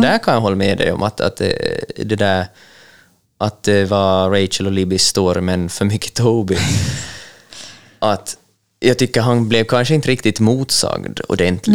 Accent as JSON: {"language": "Swedish", "region": "Ostrobothnia", "country": "Finland", "said": "vi som finlandssvenskar och österbottningar"}